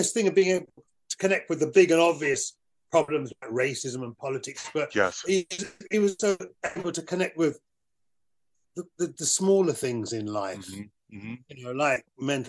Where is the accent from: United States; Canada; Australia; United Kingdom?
United Kingdom; I was this black British thing.